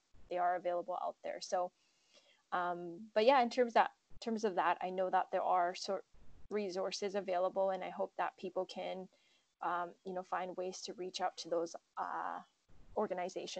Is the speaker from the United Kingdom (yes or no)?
no; Japan; now in Vancouver, Canada; growing up in Japan